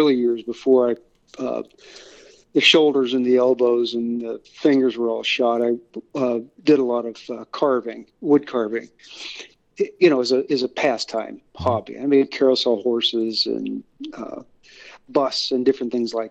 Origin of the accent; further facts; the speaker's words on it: Northeast Ohio, United States; I grew up in right where I live in Northeast Ohio, about midway between Cleveland and Pittsburgh